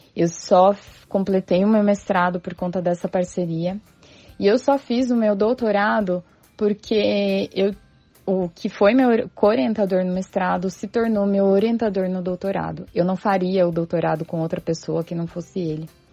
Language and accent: Portuguese; São Paulo, Brazil; also born or lived in Santos; Eu fiz faculdade em Santos e sou de São Paulo